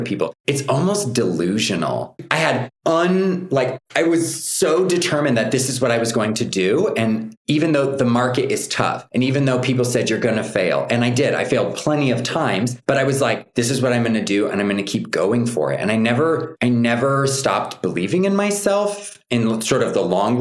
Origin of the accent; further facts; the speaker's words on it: Nebraska, United States; moved away; I was born and raised in the States, in Nebraska.